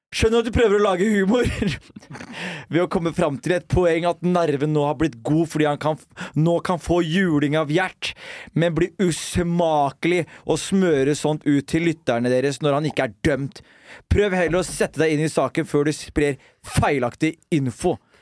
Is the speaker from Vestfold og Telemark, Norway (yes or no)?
yes; Skien, Vestfold og Telemark, Norway; Vi vokste jo opp sammen på Gulset